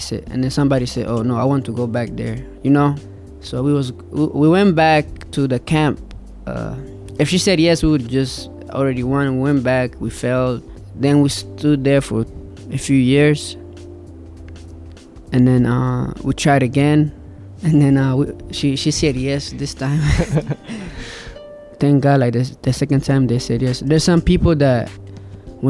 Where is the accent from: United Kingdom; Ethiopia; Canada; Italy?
Ethiopia; moved away; I was born in Ethiopia